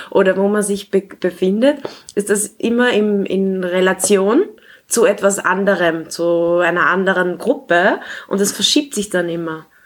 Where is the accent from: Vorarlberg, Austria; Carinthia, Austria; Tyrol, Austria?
Carinthia, Austria; Klagenfurt; now in Vienna, Austria; ich bin in Klagenfurt geboren. Äh, ich lebe derzeit in Wien